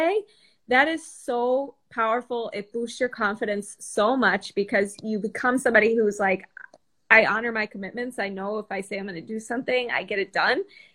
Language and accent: English; Chicago, Illinois, United States; now in South Carolina, United States; I'm in South Carolina, and I'm from Chicago, so I escaped the cold